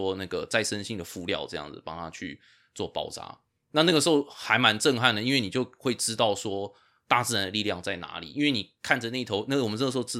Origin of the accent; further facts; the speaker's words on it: Taipei, Taiwan; moved away as an adult; now in United States; 因为我在台北长大啊、我是台北长大之后才来这边念那个呃大学跟兽医